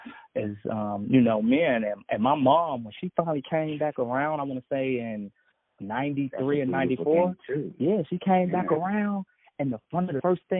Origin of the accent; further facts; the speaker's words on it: Jackson, Mississippi, United States; also born or lived in Chicago; we grew up in Jackson, Mississippi.